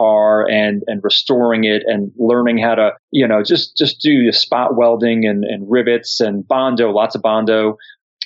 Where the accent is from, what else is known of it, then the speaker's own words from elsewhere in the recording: Long Island, New York, United States; I grew up on Long Island, New York